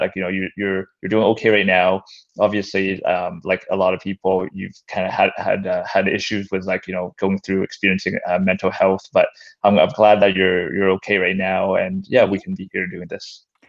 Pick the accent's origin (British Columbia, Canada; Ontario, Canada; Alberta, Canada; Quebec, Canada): British Columbia, Canada; North Vancouver; I grew up in North Vancouver